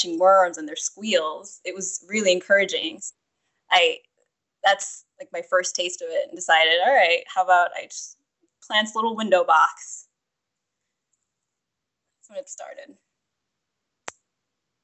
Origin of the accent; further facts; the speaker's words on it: New York City, New York, United States; I grew up in New York City, where there's, you know, very limited opportunity to garden